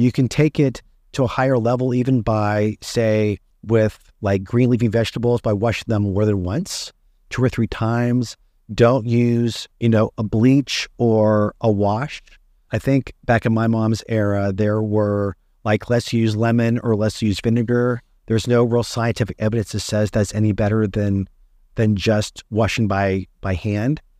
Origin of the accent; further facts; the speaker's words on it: West Virginia, United States; I grew up in West Virginia